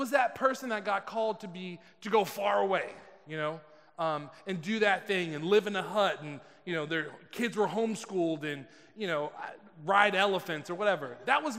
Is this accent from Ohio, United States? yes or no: no; California, United States; I'm from California